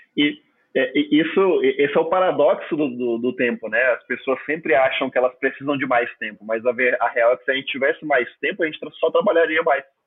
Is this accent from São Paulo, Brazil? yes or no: no; Palmas, Tocantins, Brazil; first language Portuguese; na minha cidade de Palmas Tocantins